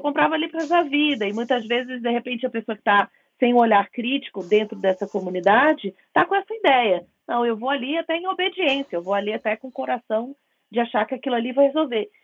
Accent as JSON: {"language": "Portuguese", "region": "Rio de Janeiro", "country": "Brazil", "said": "eu venho do Rio de Janeiro"}